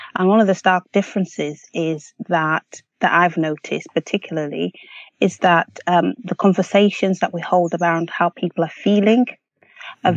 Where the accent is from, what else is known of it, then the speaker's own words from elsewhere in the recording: Malawi; now in United Kingdom; growing up in Malawi